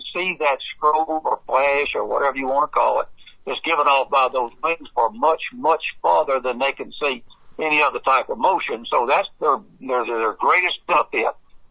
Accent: Monroe, Louisiana, United States; I'm from Monroe

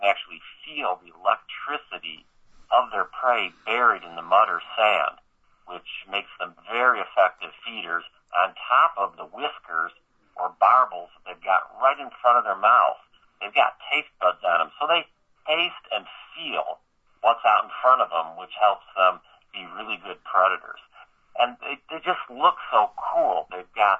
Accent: Chicago, Illinois, United States; I was born and raised in the Chicago area.

